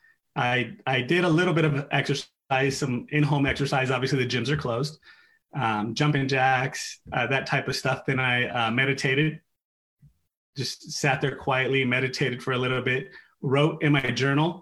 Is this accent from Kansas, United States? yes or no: no; Hayward, California, United States; now in San Ramon, United States; I was born and raised in Hayward.